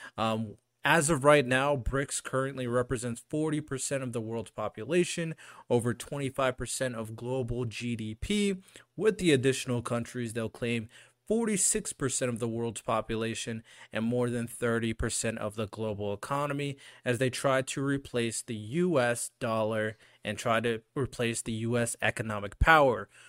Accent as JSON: {"language": "English", "country": "United States", "said": "As an American"}